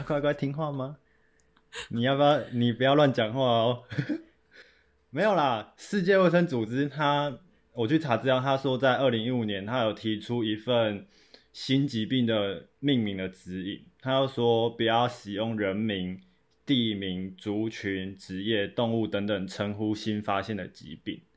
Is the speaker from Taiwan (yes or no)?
yes; Taiwan; 或搞我们台湾人